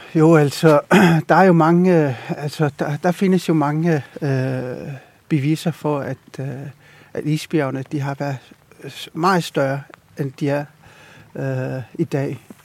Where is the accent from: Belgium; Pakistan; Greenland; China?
Greenland; Ilulissat, Avannaata; jeg kommer fra Ilulissat, født og opvokset i Ilulissat